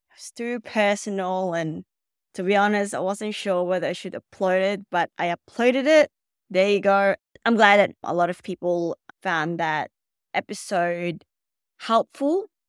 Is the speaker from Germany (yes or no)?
no; Philippines; now in Melbourne, Australia; I was born in the Philippines